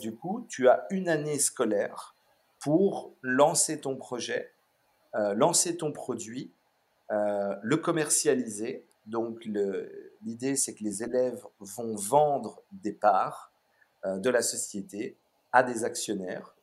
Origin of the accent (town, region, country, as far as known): Brussels, Brussels-Capital Region, Belgium; born or raised there; also born or lived in Melbourne, Australia